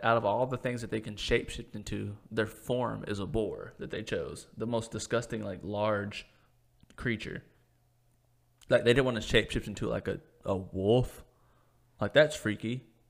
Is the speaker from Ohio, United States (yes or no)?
no; Cleveland, Tennessee, United States; my hometown, downtown Cleveland, Tennessee